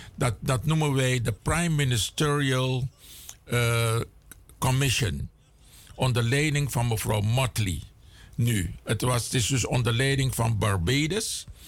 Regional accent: Suriname; also born or lived in Cameroon (ancestry)

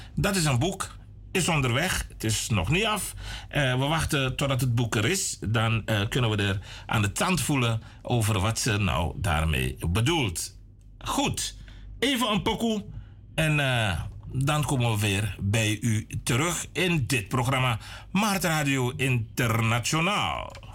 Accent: Suriname; willen we eigenlijk zijn als Surinamers

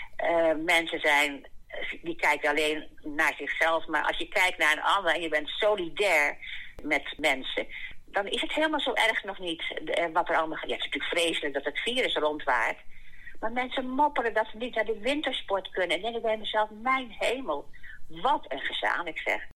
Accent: The Hague, South Holland, Netherlands; now in Brummen, Netherlands; ik kom oorspronkelijk uit Den Haag

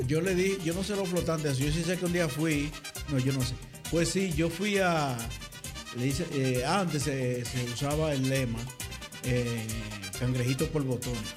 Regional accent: Sánchez, Samaná, Dominican Republic; now in Netherlands; nosotros somos de, por allá, de Sánchez para allá, de esos sitios

